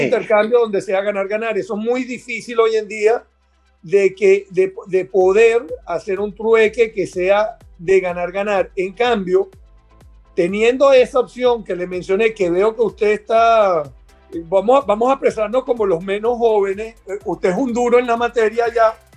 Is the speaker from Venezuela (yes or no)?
yes; Venezuela; moved away; siempre sigo siendo venezolano fuera